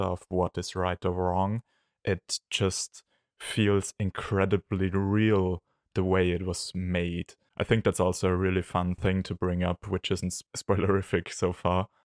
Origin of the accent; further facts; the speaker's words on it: Austria; from Austria